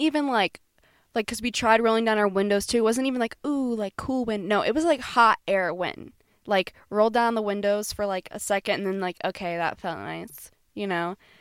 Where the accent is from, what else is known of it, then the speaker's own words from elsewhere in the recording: Florida, United States; moved away; we're from Florida